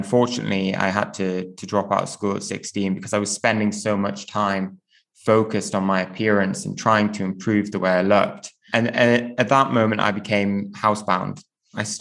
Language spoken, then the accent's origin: English; Newcastle upon Tyne, North East England, United Kingdom; I grew up in Newcastle